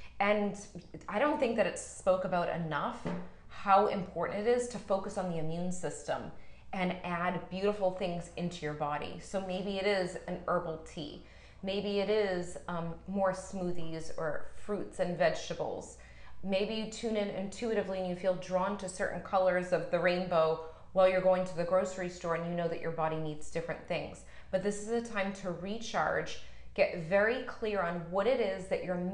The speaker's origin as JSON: {"language": "English", "region": "Massachusetts", "country": "United States", "tie": "born or raised there", "moved": "yes", "said": "my hometown in Massachusetts"}